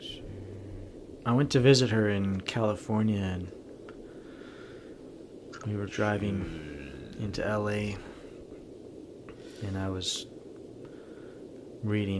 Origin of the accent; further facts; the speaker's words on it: Canada; I was from Canada